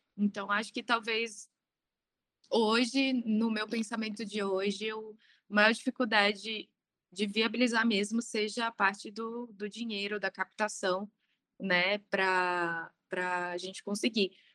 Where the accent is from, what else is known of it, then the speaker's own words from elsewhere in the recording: Brasília, Federal District, Brazil; now in São Paulo, Brazil; eu sou de Brasília, é, atualmente eu moro em São Paulo.